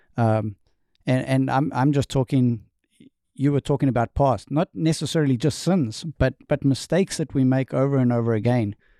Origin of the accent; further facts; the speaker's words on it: South Africa; accent: Southern; moved away as an adult; also born or lived in New York State, United States; now in North Carolina, United States; I am from South Africa, born and raised